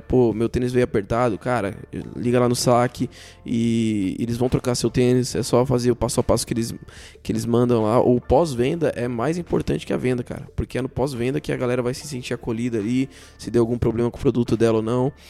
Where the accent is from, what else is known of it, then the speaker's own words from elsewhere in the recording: São Paulo, Brazil; eu sou de São Paulo